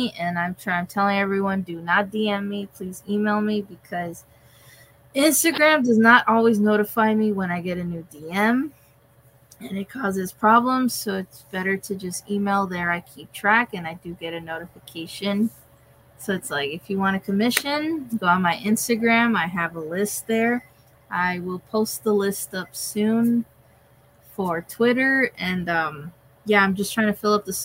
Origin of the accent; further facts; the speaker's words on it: California, United States; I was from California